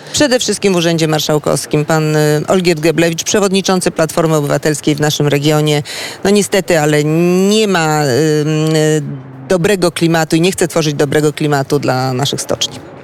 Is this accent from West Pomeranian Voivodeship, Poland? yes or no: yes; Szczecin, West Pomeranian Voivodeship, Poland; u nas w Szczecinie